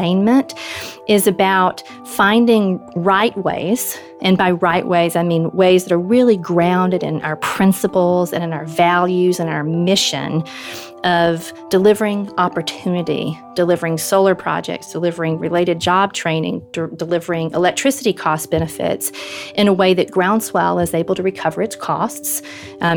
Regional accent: LaGrange, Georgia, United States; moved away as an adult; now in Washington, D.C., United States; I grew up in rural Georgia in a little town called LaGrange, which was a textile town

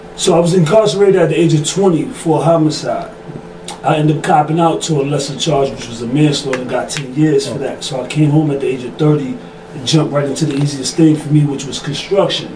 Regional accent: New York City, New York, United States; I'm from Bed-Stuy, Brooklyn.

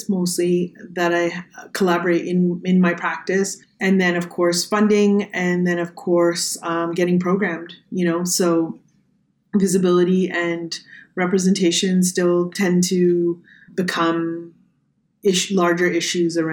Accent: Toronto, Ontario, Canada; also born or lived in New York City; Growing up in Toronto, like I very much feel Toronto's home

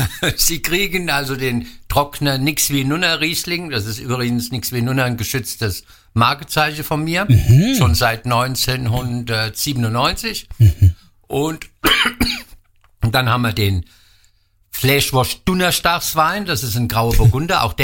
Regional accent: Wallhausen, Rhineland-Palatinate, Germany; ich bin gebürtiger Wallhäuser, da wird halt äh, Wallhäuser Lattwerch gegessen, das ist immer gut gelaufen.

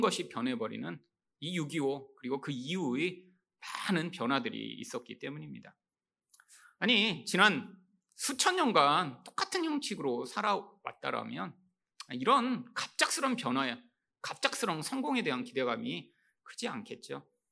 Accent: South Korea; 한국에서 태어나서

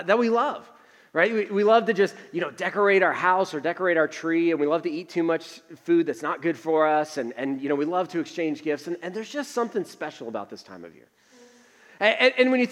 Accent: Northeast, United States; now in Tucson, United States; I grew up in the Northeast where we had to shovel all the time

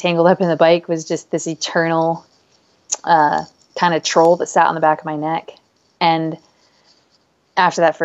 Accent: Payson, Utah, United States; I grew up in Utah And I had mountain bikes all through my childhood. You know, like we didn't call it mountain biking, but I grew up at the base of Mount Nebo, right below the Nebo Loop in Payson.

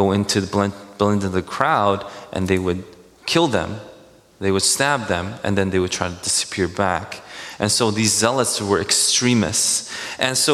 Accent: New York City, New York, United States; I grew up in Queens, New York

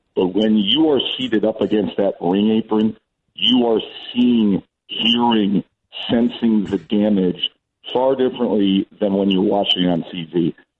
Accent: New York, United States; now in Los Angeles, United States; as a former New Yorker

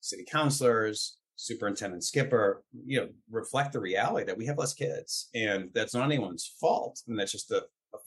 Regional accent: Boston, Massachusetts, United States; So I grew up in Dorchester. My parents are still there

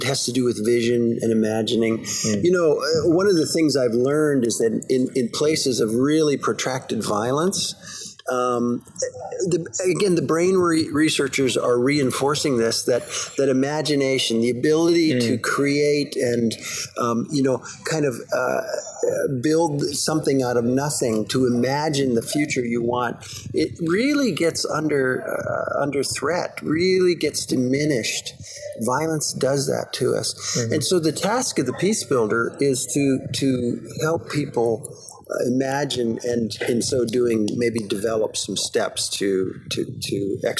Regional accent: Canada; born there; I'm a U.S. citizen. I was born in Canada

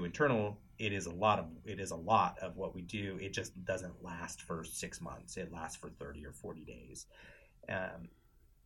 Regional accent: Wenatchee, Washington, United States; also born or lived in Spokane, Washington; I'm originally from Wenatchee, Washington, which is about 3 hours from Spokane

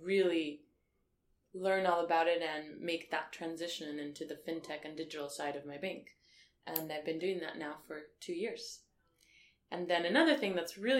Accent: El Paso, Texas, United States; moved away as an adult; also born or lived in Washington, D.C.; now in London, United Kingdom; I grew up in Texas in El Paso, which is a border town in the south of the U.S.

